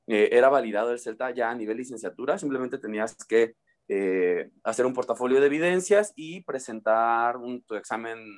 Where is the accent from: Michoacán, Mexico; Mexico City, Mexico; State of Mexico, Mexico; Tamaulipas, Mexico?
Michoacán, Mexico; Uruapan; por cuestiones personales necesitaba regresar a, mi ciudad natal, eh, por cuestiones de salud también.